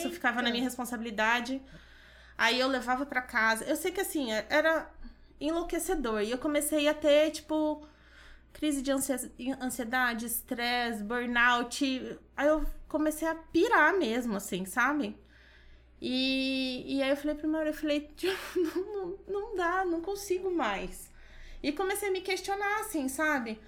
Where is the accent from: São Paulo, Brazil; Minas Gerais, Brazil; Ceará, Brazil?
Minas Gerais, Brazil; Pouso Alegre; moved away as an adult; now in Dracena, Brazil; Voltei para minha cidade, Pouso Alegre, sou de Minas